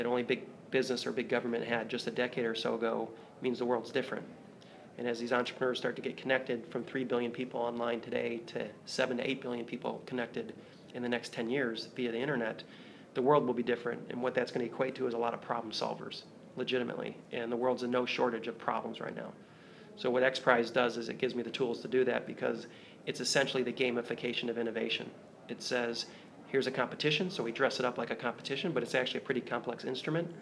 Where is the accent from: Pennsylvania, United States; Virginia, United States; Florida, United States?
Virginia, United States; moved away; also born or lived in Michigan / Chicago; I grew up in Virginia